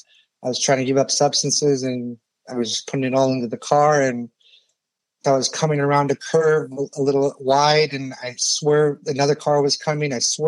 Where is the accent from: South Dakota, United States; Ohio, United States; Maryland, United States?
Ohio, United States; born there; I was born in Ohio to immigrant parents from Iran.